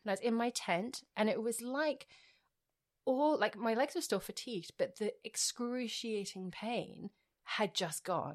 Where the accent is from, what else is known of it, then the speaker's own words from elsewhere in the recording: Edinburgh, Scotland, United Kingdom; now in Australia; I'm not from Glasgow, I'm from Edinburgh